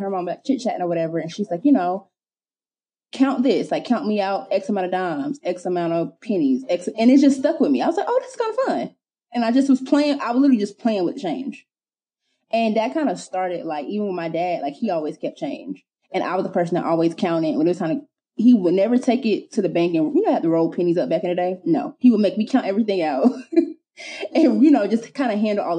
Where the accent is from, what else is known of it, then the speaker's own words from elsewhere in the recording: South Carolina, United States; I'm from South Carolina